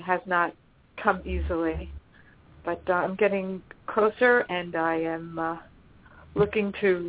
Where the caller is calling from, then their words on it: Los Angeles, California, United States; I'm calling from Los Angeles.